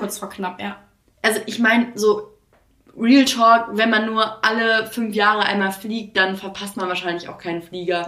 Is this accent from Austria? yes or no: no; Greece; moved away; ich komme ja aus Griechenland und ähm, wir Griechen